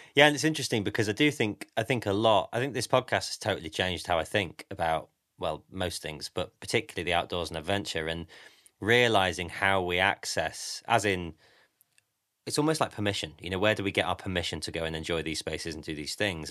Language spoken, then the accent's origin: English; Grimsby, Yorkshire and the Humber, United Kingdom; I'm from Grimsby.